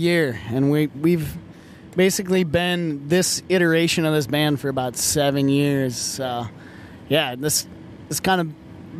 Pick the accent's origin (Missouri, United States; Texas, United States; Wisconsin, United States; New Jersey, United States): Wisconsin, United States; Superior; I grew up 10 miles outside of Superior, Wisconsin.